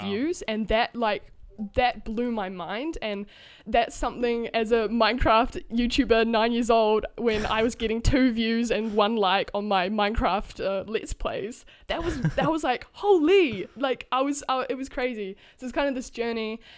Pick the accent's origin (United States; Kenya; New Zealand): New Zealand; I'm from New Zealand